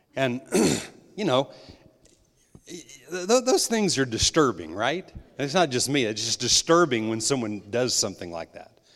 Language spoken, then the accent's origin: English; New Mexico, United States; I was raised in New Mexico